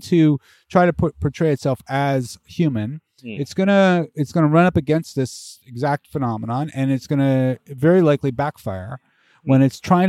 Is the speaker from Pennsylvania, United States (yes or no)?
yes; Bethlehem, Pennsylvania, United States; moved away as an adult; also born or lived in Philadelphia, Pennsylvania / Pittsburgh, Pennsylvania; I grew up in Bethlehem.